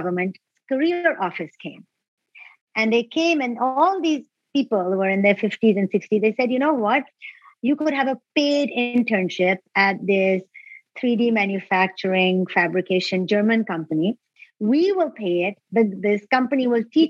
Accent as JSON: {"language": "English", "country": "Pakistan", "moved": "yes", "said": "I'm from Pakistan originally"}